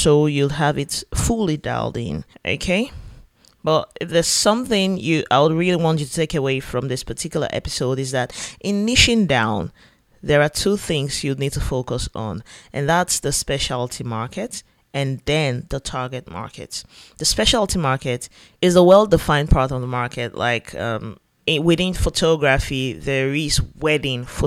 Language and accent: English; Yenagoa, Bayelsa, Nigeria; here in my home state, Yanagua Bayelsa State.